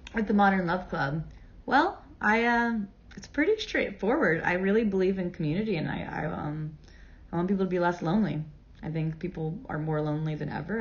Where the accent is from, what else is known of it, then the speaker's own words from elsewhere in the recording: Cape Canaveral, Florida, United States; I was raised in Cape Canaveral, Florida.